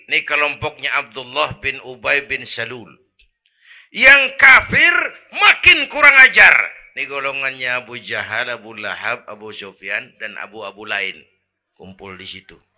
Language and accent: Indonesian; Kebayoran, Jakarta, Indonesia; born there; Bahwa saya lahir di Kebayoran, itu mah kebetulan.